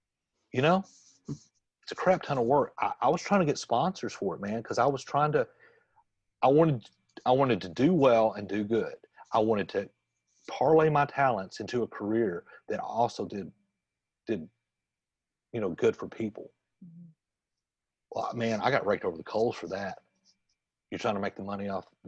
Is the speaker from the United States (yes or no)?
yes; Jackson, Tennessee, United States; my hometown, Jackson, Tennessee